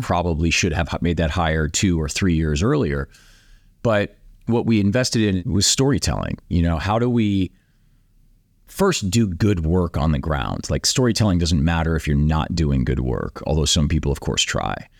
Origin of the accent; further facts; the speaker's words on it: the Midwest, Iowa, United States; Grew up, uh, in the Midwest mostly, went to high school in Iowa